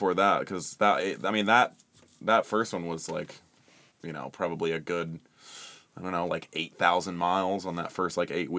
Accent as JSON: {"language": "English", "region": "Central Ohio", "country": "United States", "tie": "born or raised there", "moved": "yes", "said": "I grew up in Central Ohio."}